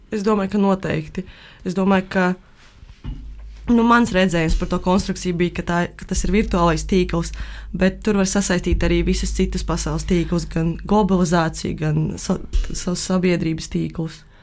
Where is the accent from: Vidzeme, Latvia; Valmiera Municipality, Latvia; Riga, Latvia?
Valmiera Municipality, Latvia; Valmiera; es esmu no Valmieras